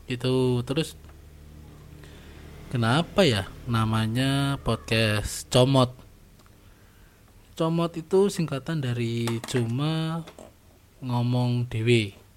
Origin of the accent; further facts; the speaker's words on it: Surakarta, Central Java, Indonesia; accent: medok; Saya berasal dari Solo. Jadi ya kalau ada cengkok-cengkok